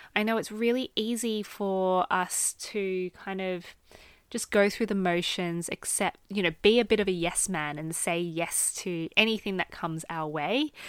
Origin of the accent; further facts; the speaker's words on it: Australia; moved away as an adult; now in United Kingdom; am an Australian living in the U K